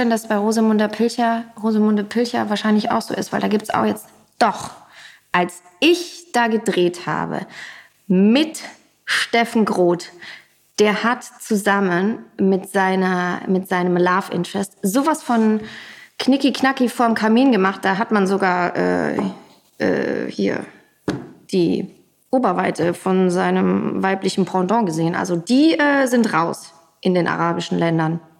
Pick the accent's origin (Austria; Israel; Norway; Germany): Germany; North Rhine-Westphalia; Ich komme ja so aus dem Rheinland, da gab es nur so WDR und irgendwann gab es Vox dazu.